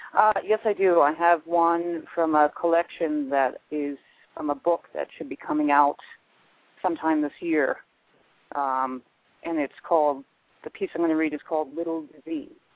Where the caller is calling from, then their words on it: Albuquerque, New Mexico, United States; I'm calling from Albuquerque, New Mexico